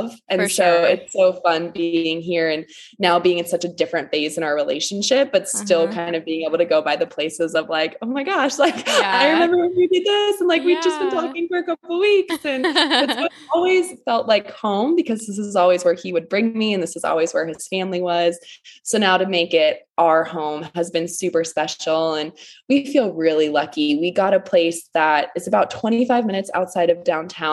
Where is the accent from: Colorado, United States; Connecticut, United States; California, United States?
Colorado, United States; Denver; moved away as an adult; now in Nashville, United States; I'm originally from Denver, Colorado, and that was where I grew up.